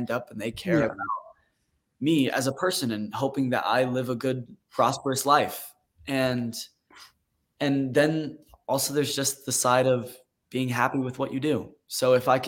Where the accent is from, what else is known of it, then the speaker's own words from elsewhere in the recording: Utah, United States; I was raised in Utah